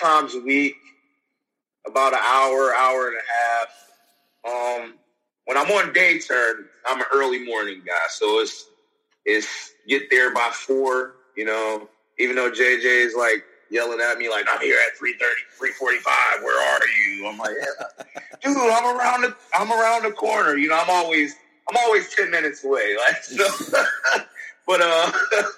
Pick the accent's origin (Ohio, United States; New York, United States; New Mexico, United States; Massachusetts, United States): Ohio, United States; Youngstown; I'm from Youngstown